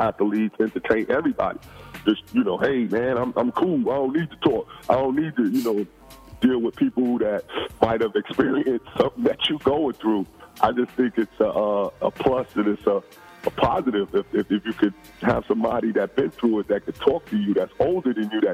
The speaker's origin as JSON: {"language": "English", "town": "New York City", "region": "New York", "country": "United States", "tie": "born or raised there", "moved": "yes", "lives_now": "Fort Lauderdale, United States", "said": "I lived in Queens"}